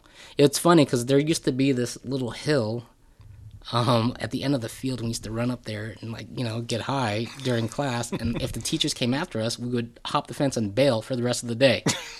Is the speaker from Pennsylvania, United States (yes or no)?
no; Tustin, California, United States; also born or lived in Vietnam / Honolulu, Hawaii; So we were there from 76 to about 79, and we moved back here to California, and I grew up in Orange County, in Tustin.